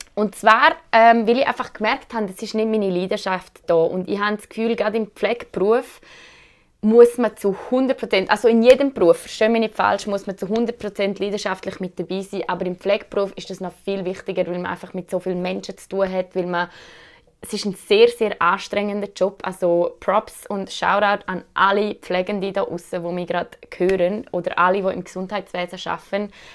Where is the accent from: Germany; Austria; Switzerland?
Switzerland; als Schweizer Bürgerinnen und Bürger